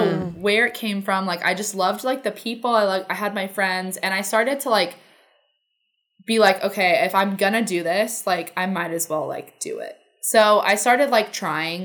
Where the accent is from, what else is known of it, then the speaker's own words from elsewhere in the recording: Southern California, United States; I was born in Southern California. This was all in Northern California. And then we moved back to Southern California